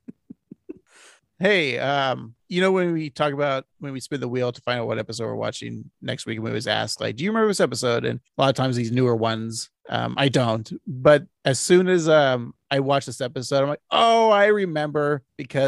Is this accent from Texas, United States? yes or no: no; Portland, Oregon, United States; we're from Portland